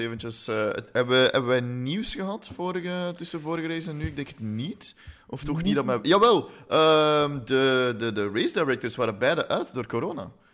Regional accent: Flanders, Belgium; we zijn Vlamingen

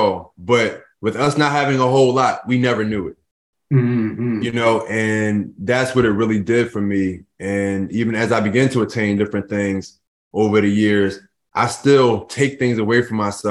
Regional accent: Philadelphia, Pennsylvania, United States; I grew up in Philadelphia. In North Philadelphia, to be exact

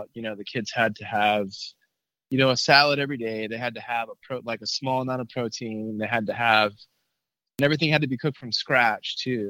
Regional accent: McAllen, Texas, United States; moved away as an adult; also born or lived in Austin, Texas / College Station, Texas; So after Austin, we had to move back to my hometown in McAllen, Texas, which is, you know, 5 minutes across, is really close to the border. You know, I was born and raised there in South Texas

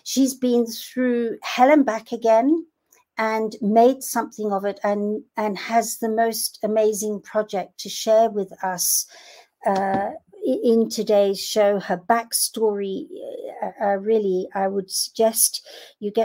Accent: Kenya; I'm from Kenya

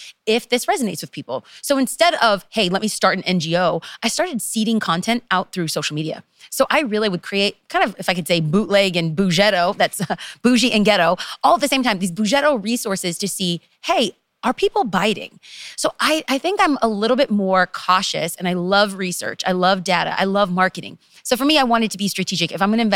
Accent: Los Angeles, California, United States; I am from Los Angeles, and to be specific, East Los Angeles, aka the ghetto.

